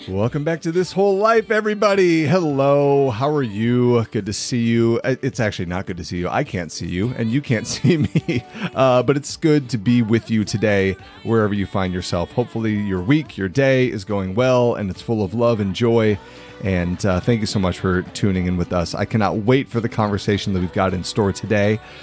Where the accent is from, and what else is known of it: Iowa, United States; born or raised there